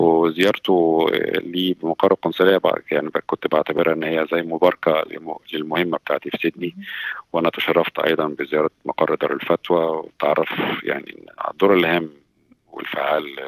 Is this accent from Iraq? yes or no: no; Egypt; moved away as an adult; now in Sydney, Australia; عندنا في مصر